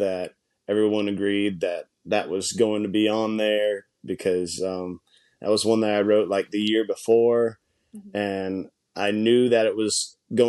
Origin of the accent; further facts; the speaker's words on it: High Springs, Florida, United States; I'm from a little town of High Springs, which is a railroad town